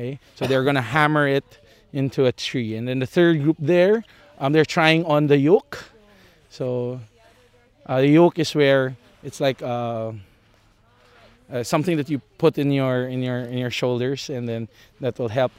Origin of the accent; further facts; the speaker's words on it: Bradford Woods, Pennsylvania, United States; I'm from Bradford Woods.